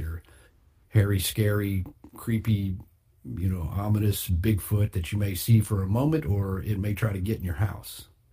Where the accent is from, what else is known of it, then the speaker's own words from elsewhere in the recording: Texas, United States; my home state, the Lone Star State